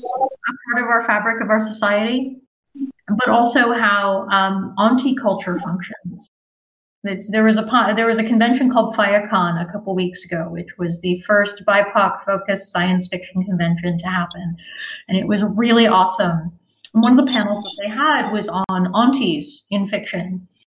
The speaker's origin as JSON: {"language": "English", "town": "Fort Greene", "region": "New York", "country": "United States", "tie": "born or raised there", "said": "Like, I grew up in Fort Greene. I have aunties and uncles who are not related to me. They are the aunties and uncles of my block."}